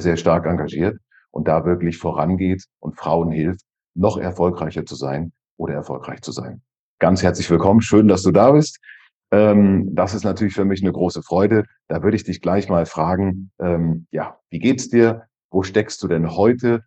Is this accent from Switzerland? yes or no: yes; Switzerland; bei uns in der Schweiz